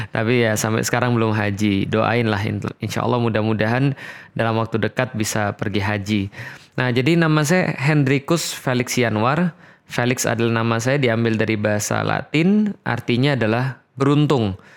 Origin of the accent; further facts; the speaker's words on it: Palembang, South Sumatra, Indonesia; Nah, saya lahir bulan Januari, lahir di Palembang. Uh, tahun berapa? Tahun 1984. Jadi saya besar di Palembang dan disitulah saya mendapatkan latar belakang saya sebagai seorang Katolik.